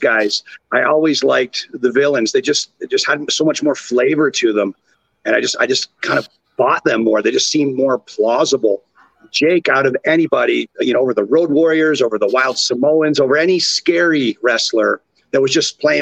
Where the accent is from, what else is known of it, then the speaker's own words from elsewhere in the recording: Orangeville, Ontario, Canada; accent: Canadian; my hometown of Orangeville, Ontario, Canada